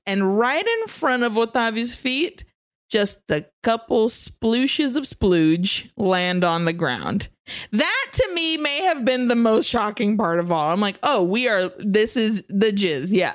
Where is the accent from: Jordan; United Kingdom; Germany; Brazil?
Brazil; also born or lived in Nicaragua; now in United States; growing up in Brazil and in Nicaragua